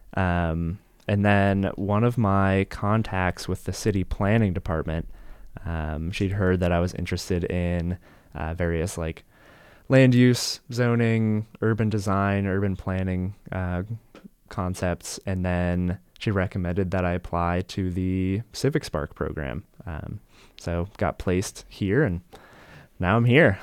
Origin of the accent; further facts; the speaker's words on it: Colorado Springs, Colorado, United States; moved away as an adult; now in California, United States; I grew up in Colorado Springs, Colorado